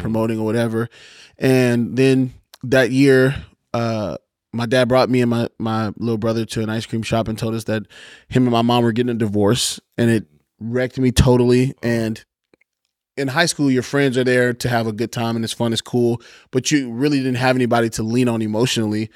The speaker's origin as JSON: {"language": "English", "town": "Baton Rouge", "region": "Louisiana", "country": "United States", "tie": "born or raised there", "said": "Born and raised in Baton Rouge, Louisiana"}